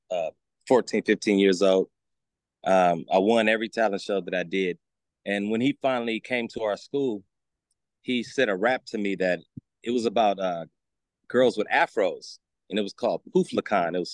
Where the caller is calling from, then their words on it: California, United States; I am in the Bay Area, California.